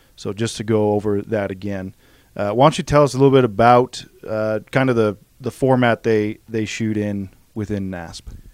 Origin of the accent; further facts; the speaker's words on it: Idaho, United States; I grew up in Idaho